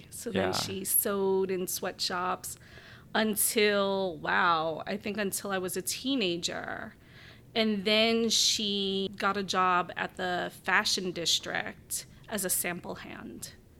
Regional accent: New York City, New York, United States; moved away as an adult; also born or lived in Chapel Hill, North Carolina; now in Chicago, United States; I grew up in Brooklyn, New York.

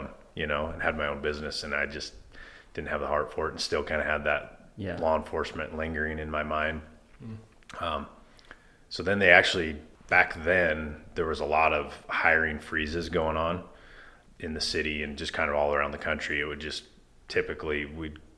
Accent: Spokane, Washington, United States; also born or lived in San Diego / New Jersey / North Carolina; I've lived here since I was about six. I grew up out in Nine Mile and went to Lakeside and then left for college

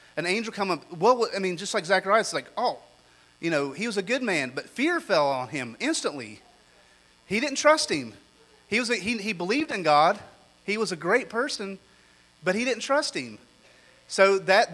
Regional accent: United States; me as an American

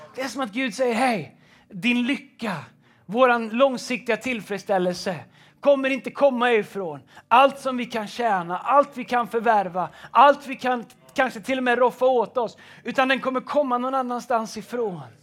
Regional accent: Tidaholm, Västra Götaland, Sweden; also born or lived in United States; när jag växte upp så, i Tidaholm

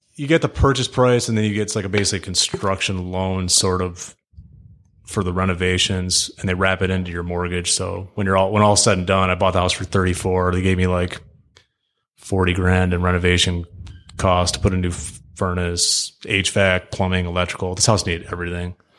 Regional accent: Birmingham, Michigan, United States; born and raised in Birmingham, Michigan.

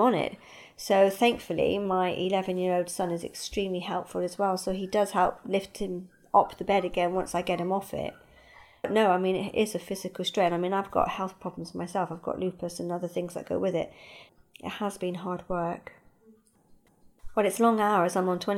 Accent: England, United Kingdom; moved away; also born or lived in Australia; I lived in Australia and my mum's health declined, so I came back to England in 2001 to look after her.

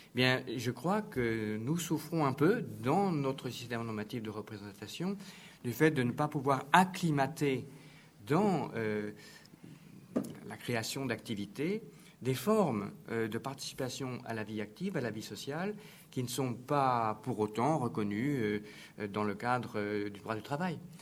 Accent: France; on est français

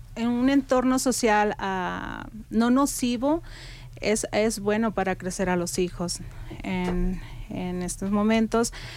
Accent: Mexico; moved away as an adult; now in Telluride, United States; emigré aquí a los Estados Unidos desde el 2010, soy mexicana

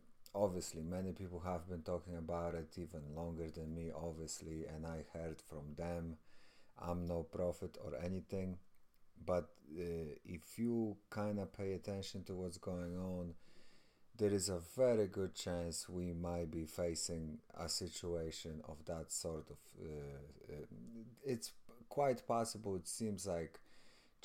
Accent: Poland; I'm from Poland

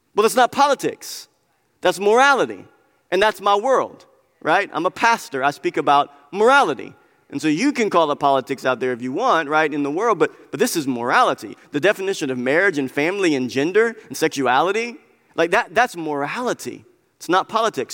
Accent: United States; we are Christians living in America

